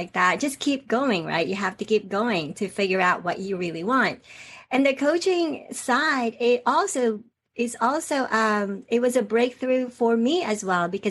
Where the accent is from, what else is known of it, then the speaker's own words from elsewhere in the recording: Atlanta, Georgia, United States; accent: Southern; also born or lived in Philippines; I actually came from the Philippines. That's where I was born. That's where I stayed there until I was 10 or 11 years old. And then I came to the United States. And I ended up being in Atlanta for, most of my life. So I grew up in Atlanta. I know sometimes I might have a Southern accent.